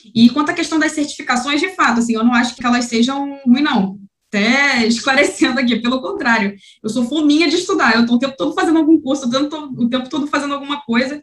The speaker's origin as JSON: {"language": "Portuguese", "region": "Rio de Janeiro", "country": "Brazil", "said": "sou aqui do Rio de Janeiro"}